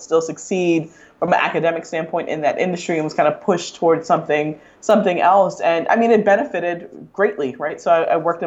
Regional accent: Delray Beach, Florida, United States; I grew up in Delray Beach, Florida, which is about, you know, most people don't know that city that well, but it's an hour north of Miami

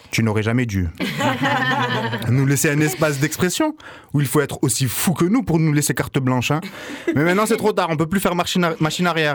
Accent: Marseille, Provence-Alpes-Côte d'Azur, France; en tant que bon Marseillais

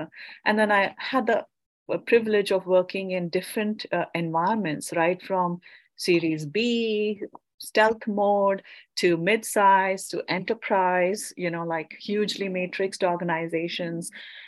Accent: India; because I came from India and I waited for my work permit.

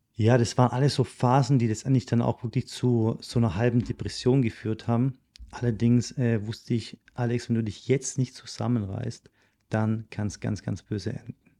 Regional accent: Germany; moved away; also born or lived in Switzerland

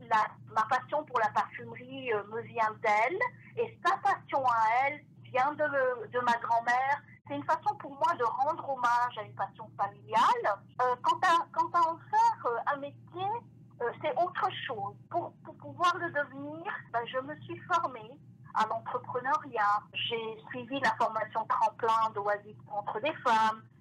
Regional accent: France; now in Toronto, Canada; lorsque j'ai quitté la France pour euh, m'installer ici à Toronto, cette passion ne m'a pas quittée

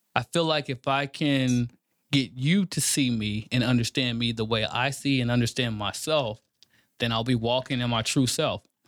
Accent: Kansas City, Kansas, United States; moved away as an adult; also born or lived in St. Louis, Missouri; now in Texas, United States; I'm from Kansas City, Kansas. Born and raised, live on both sides of Missouri

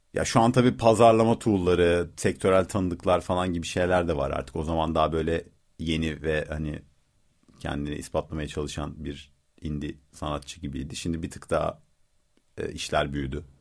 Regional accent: Rize, Rize Province, Turkey; Ben Rizeliyim

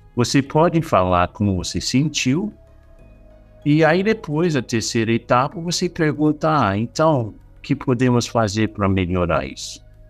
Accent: Australia; Portuguese is a second language; moved away; eu sou australiano

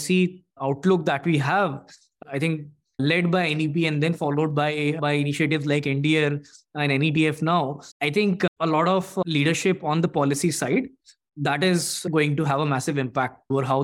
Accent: Bhopal, Madhya Pradesh, India; me and my co-founder, we were born and brought up in Bhopal.

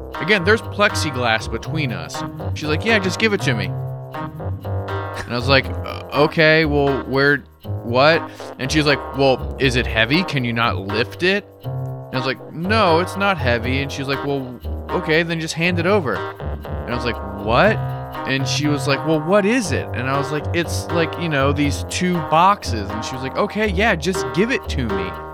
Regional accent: United States; growing up in the States.

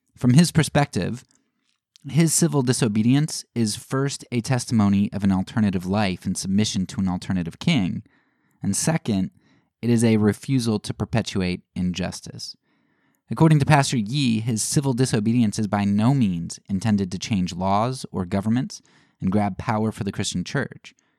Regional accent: United States

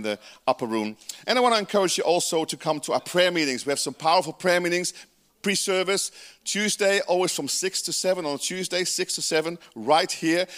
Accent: Georgetown, Guyana; now in New Zealand; I was born in South America in British Guiana, right, in Georgetown.

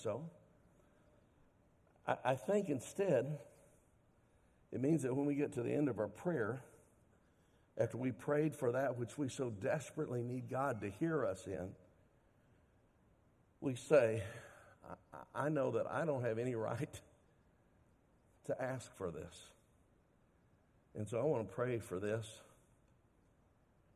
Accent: Dallas, Texas, United States; I grew up in Dallas, and every year they'd give us free tickets as Dallas school children

